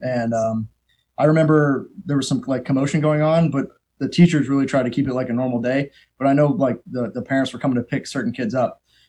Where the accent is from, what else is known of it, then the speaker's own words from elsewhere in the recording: Erie, Pennsylvania, United States; moved away as an adult; also born or lived in Akron, Ohio; I grew up in Erie, Pennsylvania.